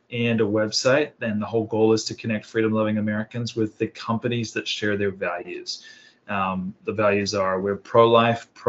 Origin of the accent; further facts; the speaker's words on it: New Zealand; moved away as an adult; also born or lived in Sydney, Australia; now in Carlsbad, United States; I was born in Australia, Sydney, Australia, grew up in New Zealand. So I'm a Pacific Islander, and I grew up in basically just rural New Zealand